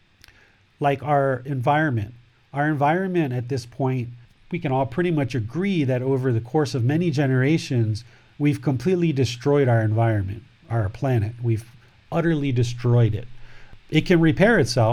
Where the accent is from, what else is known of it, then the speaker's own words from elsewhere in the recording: United States; I'm from America